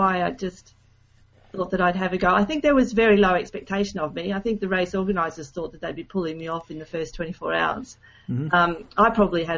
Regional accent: Queensland, Australia; also born or lived in Norway; I grew up in Queensland in Australia.

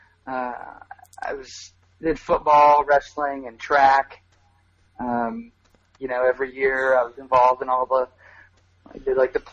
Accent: rural town outside the Quad Cities, Illinois, United States; moved away as an adult; also born or lived in Champaign, Illinois; now in Richmond, Virginia, United States; I'm from the Quad Cities. From a little rural town outside the Quad Cities. I grew up in the middle of a cornfield

